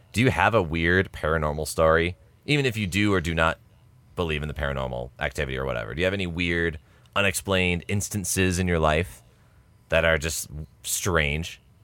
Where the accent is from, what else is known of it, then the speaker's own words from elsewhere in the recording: United States; We're American